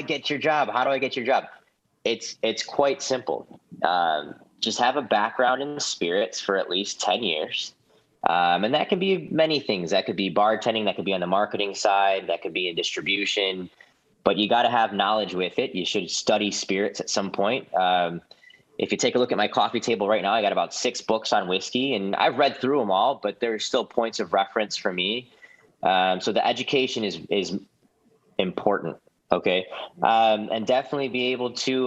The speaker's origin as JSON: {"language": "English", "region": "Midwest", "country": "United States", "said": "It's being a Midwesterner again. I always go back to my roots"}